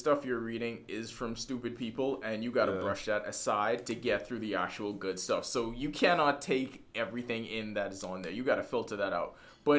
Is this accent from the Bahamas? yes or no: yes; Bahamas; we born and raised in the Bahamas